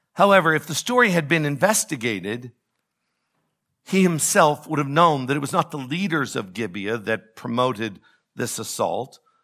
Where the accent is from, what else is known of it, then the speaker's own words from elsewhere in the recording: United States; I am an American. I am happy to be an American